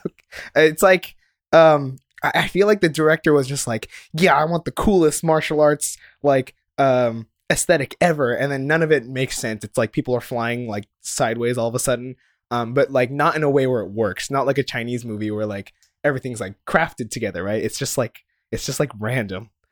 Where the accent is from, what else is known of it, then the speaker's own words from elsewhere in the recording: Japan; moved away; growing up in Japan